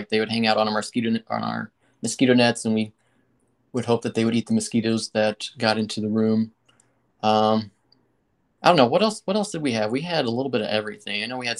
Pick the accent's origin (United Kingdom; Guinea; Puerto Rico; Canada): Guinea; So Mike and I had the privilege of growing up in West Africa. Our parents were missionaries in Guinea. So we went there when I was 3 years old.